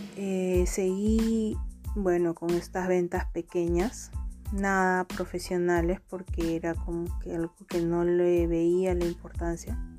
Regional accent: Huacho, Lima, Peru; soy de Huacho

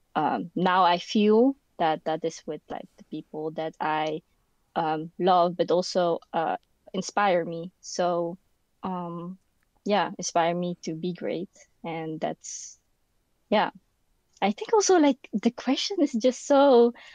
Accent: Netherlands; English is a second language; also born or lived in Philippines; I was born in the Philippines, and then I guess when I was around like four or something, I came here, the Netherlands. Um, and yeah, so I pretty much grew up here

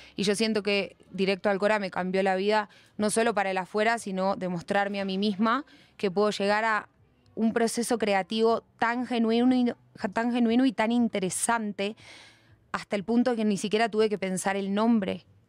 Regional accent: Buenos Aires, Argentina; accent: Argentine; moved away as an adult; now in Bogotá, Colombia; yo nací en Buenos Aires al lado del río.

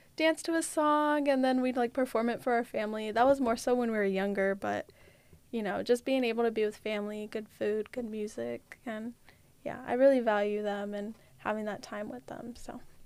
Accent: California, United States; moved away; I'm from California

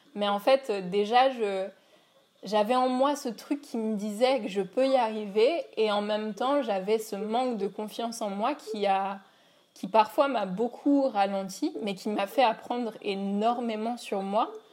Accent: Paris, Île-de-France, France; moved away as an adult; also born or lived in New York; donc j'habite à Paris et je suis née à Paris

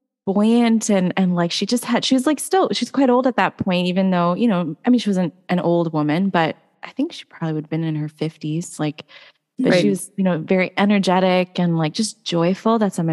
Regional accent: India; I'm Indian. So, you know, first of all, like a lot of her ministry was done in India.

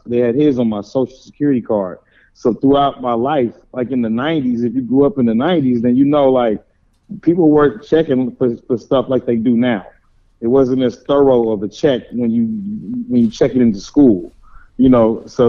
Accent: Oklahoma City, Oklahoma, United States; also born or lived in New York City / Austin; now in Dallas, United States; I'm originally from Oklahoma City, is where I was born and kind of and mostly raised.

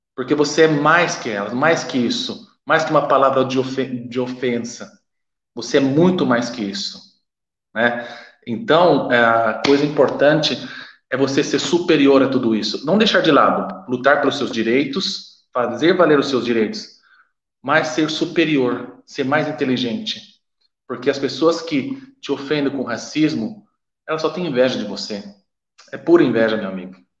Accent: Brazil; moved away as an adult; now in Italy; quando saí do Brasil, decidi sair do Brasil, vir para cá

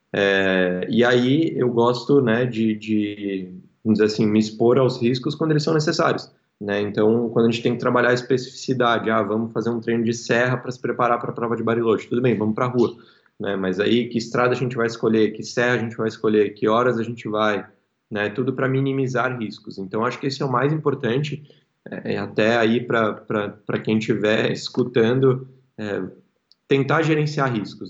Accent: Porto Alegre, Rio Grande do Sul, Brazil; moved away as an adult; also born or lived in São Paulo; Eu sou eu sou gaúcho, sou daqui, minha família inteira mora aqui

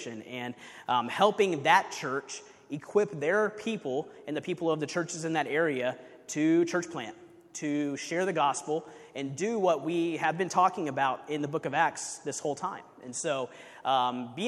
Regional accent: Kansas City, United States; moved away as an adult; We're originally from Kansas City, where I was on staff at a church in Kansas City

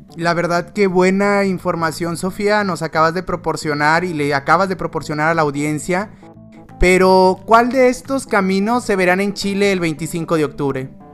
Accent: Mexico; como mexicano

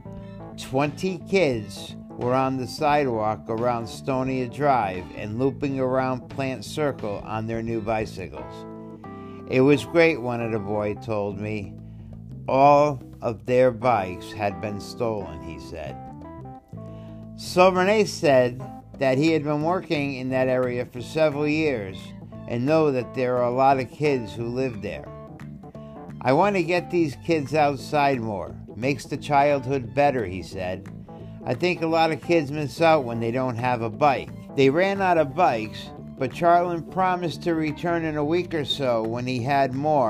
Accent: Chicopee, Massachusetts, United States; my hometown, Chicopee, Massachusetts

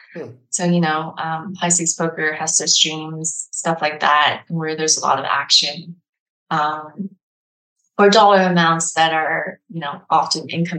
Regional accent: China; born there; first language Mandarin Chinese; English is a second language; Even though I was born in China and Mandarin Chinese is my primary language when I speak with my parents

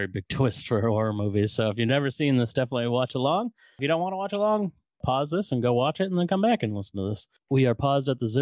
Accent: Northeast, United States; I'm from the Northeast

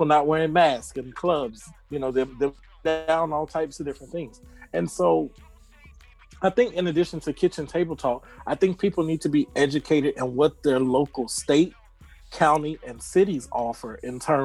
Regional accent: Atlanta, Georgia, United States; I'm from Atlanta.

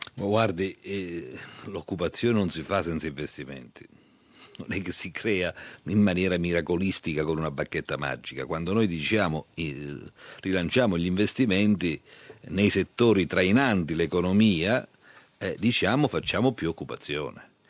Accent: Basilicata, Italy; io sono lucano

